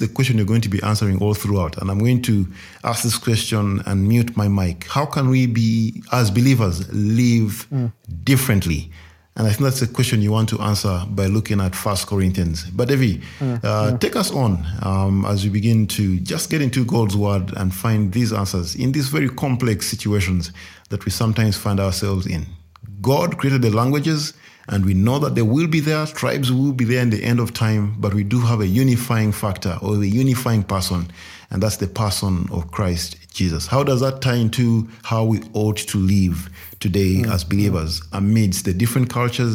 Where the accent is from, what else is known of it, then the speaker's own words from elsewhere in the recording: Luganda-speaking, Central Region, Uganda; there was a comfort in knowing I'm among my people